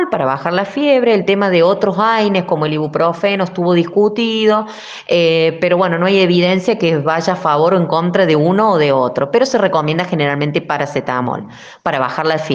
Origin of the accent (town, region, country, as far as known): Argentina